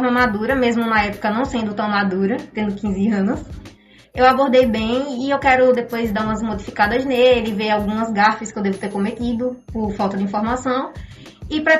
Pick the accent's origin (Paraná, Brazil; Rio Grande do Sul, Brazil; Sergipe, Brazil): Sergipe, Brazil; Itaporanga d'Ajuda; now in Aracaju, Brazil; eu acho importante dar ênfase que eu sou de Itaporanga, porque como, a gente, como todos nós sabemos, vim do interior e conseguir alguma coisa aqui é muito difícil.